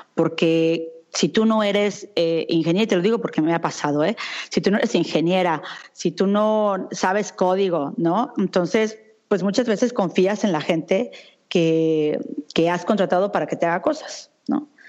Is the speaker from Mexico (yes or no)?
yes; Mexico City, Mexico; moved away as an adult; also born or lived in United States / Europe; yo soy una mexicana que durante mucho tiempo viví en México. Me fui en el 99 de México, me fui para Estados Unidos y de ahí me vine a Europa.